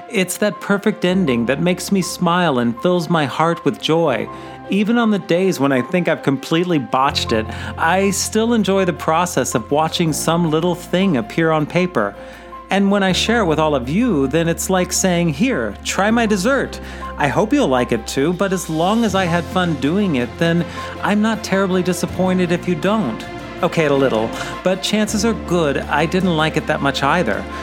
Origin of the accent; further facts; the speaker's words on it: Missouri, United States; Sweetest Day has been observed on the third Saturday in October in apparently just 11 states, including my home state of Missouri.